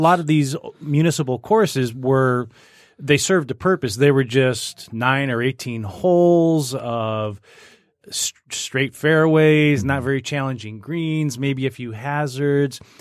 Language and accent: English; Macomb Township, Michigan, United States; there's a golf course I grew up playing out in Macomb Township